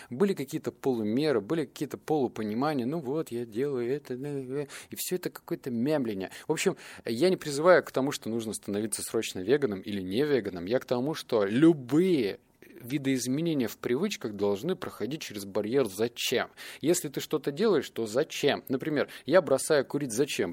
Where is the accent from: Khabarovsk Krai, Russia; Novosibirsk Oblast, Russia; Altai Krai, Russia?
Novosibirsk Oblast, Russia; Novosibirsk; я из Новосибирска